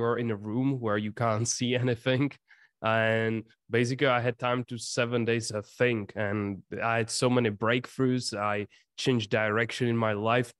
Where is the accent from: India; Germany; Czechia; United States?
Czechia; English is a second language; I come from the Czech Republic, small country in Europe